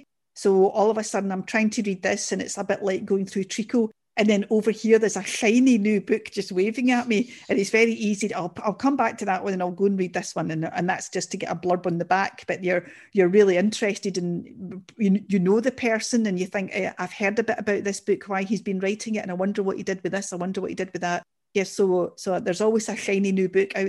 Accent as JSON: {"language": "English", "town": "Glasgow", "region": "Scotland", "country": "United Kingdom", "said": "I'm a Glaswegian and a Scottish person"}